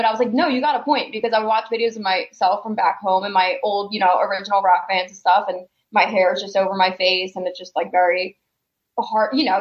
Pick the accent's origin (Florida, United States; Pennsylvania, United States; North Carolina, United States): Pennsylvania, United States; Philadelphia; moved away as an adult; also born or lived in New Jersey; now in Arizona, United States; I'm originally from Philadelphia. I live in Arizona now